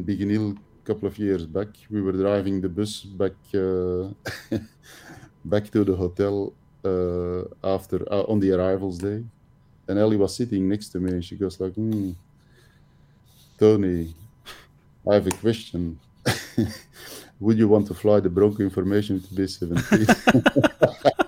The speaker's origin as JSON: {"language": "English", "area": "Antwerp area", "region": "Flanders", "country": "Belgium", "also_born_or_lived": "Kortrijk-Wevelgem", "said": "I'm not from the area, I'm from the Antwerp area, which is, mm-hmm. it's an hour away from Kortrijk."}